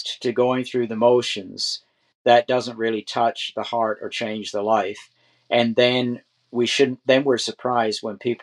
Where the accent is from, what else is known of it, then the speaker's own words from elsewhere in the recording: Canada; I'm a Canadian, I'm subject to the Queen